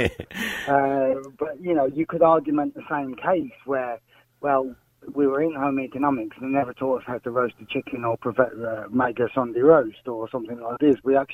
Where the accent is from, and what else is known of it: United Kingdom; now in Ireland